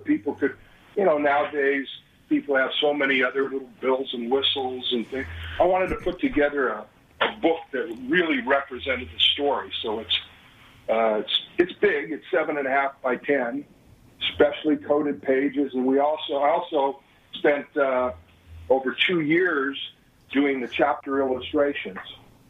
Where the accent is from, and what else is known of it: Denver, Colorado, United States; born or raised there